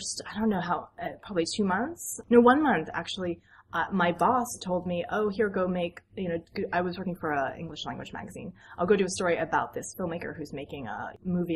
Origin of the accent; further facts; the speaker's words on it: United States; I'm American.